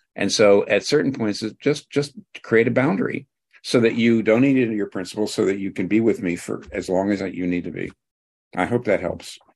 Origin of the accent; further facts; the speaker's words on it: United States; I'm not Welsh, I'm American